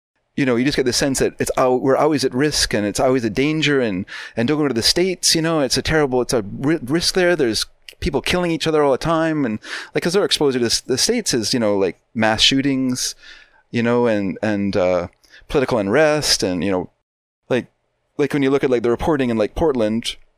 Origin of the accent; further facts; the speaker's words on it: Vancouver, British Columbia, Canada; I grew up in Vancouver, but living here now, I'm actually afraid of Vancouver